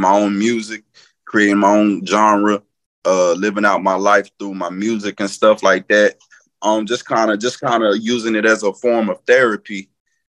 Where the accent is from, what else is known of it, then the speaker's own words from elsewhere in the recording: North Carolina, United States; moved away; I'm originally from North Carolina. Lived all over. You can just probably pretty much say the state is my home.